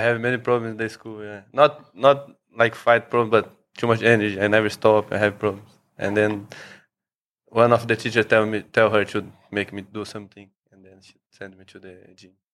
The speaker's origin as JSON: {"language": "English", "region": "São Paulo", "country": "Brazil", "moved": "as an adult", "lives_now": "Phuket, Thailand", "said": "I'm from Brazil, from São Paulo"}